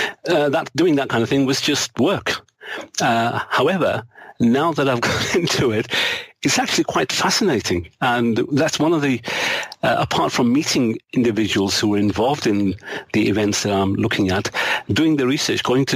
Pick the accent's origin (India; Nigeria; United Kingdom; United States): United Kingdom; Manchester, North West England; an area of Manchester where I grew up.